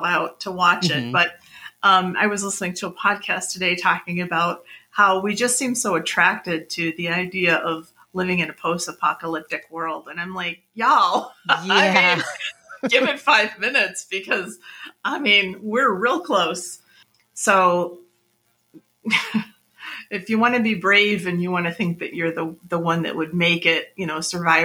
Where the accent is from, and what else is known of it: United States